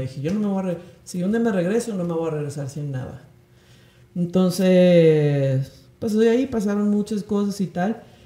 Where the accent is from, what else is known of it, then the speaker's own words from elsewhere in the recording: Guadalajara, Jalisco, Mexico; moved away as an adult; also born or lived in Querétaro / London; now in Mexico City, Mexico; soy de Guadalajara